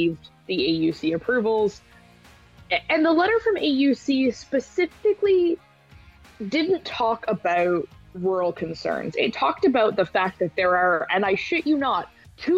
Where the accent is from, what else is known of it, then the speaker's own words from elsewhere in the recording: British Columbia, Canada; I grew up in British Columbia. I grew up with the Agricultural Land Reserve